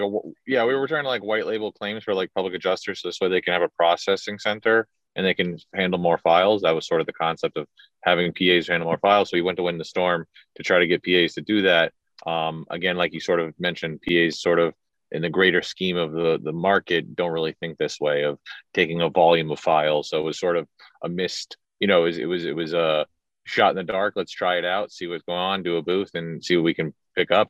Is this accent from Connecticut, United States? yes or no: no; South Florida, United States; grew up in Florida, South Florida kind of kind of guy